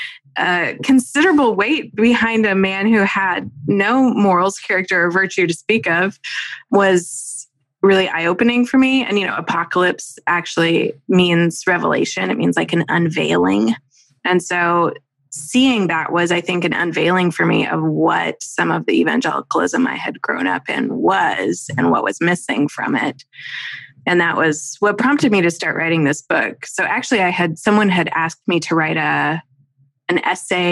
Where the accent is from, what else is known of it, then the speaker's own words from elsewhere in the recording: Little Rock, Arkansas, United States; growing up in Little Rock in the 90s